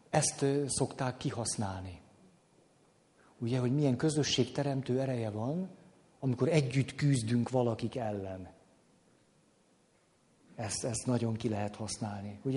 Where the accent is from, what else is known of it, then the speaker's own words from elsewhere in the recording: Madrid, Community of Madrid, Spain; born there; Igen ám, de én Madridba születtem.